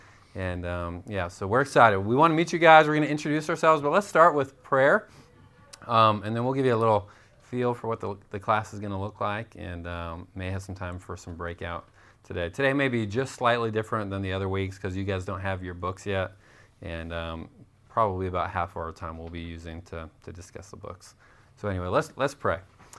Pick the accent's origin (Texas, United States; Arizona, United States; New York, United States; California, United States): Arizona, United States; Tucson; moved away as an adult; we are from Tucson, Arizona. We moved here last summer.